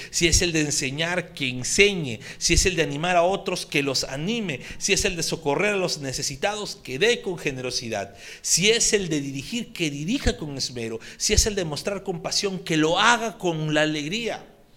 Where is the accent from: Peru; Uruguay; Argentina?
Peru; accent: Peruvian; en nuestro dialecto peruano